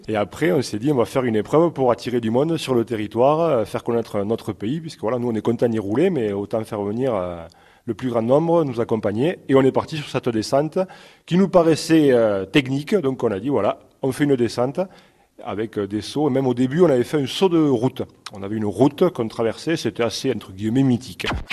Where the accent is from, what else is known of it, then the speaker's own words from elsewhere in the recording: Brassac, Occitania, France; je suis né à Brassac et amoureux de mon village